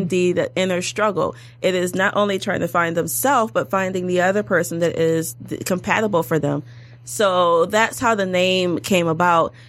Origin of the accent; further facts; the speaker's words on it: Detroit, Michigan, United States; also born or lived in Washington, D.C.; I'm a, from Detroit, born and raised in Detroit